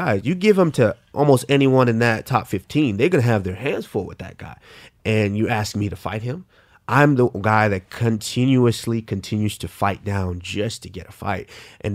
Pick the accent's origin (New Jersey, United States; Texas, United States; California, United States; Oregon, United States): Texas, United States; Arlington; also born or lived in Nigeria; Arlington, Texas. I was raised in Arlington, Texas.